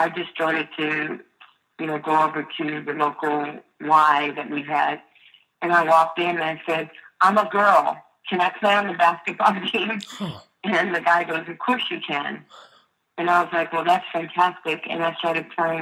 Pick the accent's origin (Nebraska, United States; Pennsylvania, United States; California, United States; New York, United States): New York, United States; New York City; also born or lived in Brooklyn, New York; I was a poor kid from a one-parent family growing up in Queens